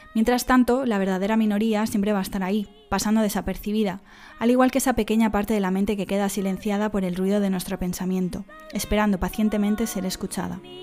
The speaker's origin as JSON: {"language": "Spanish", "town": "Dénia", "region": "Valencian Community", "country": "Spain", "tie": "born or raised there"}